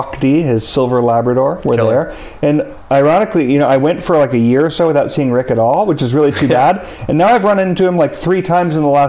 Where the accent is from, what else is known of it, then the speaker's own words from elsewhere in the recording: Palo Alto, California, United States; I grew up in Palo Alto. Very different place today than it was in the late 80s, early 90s.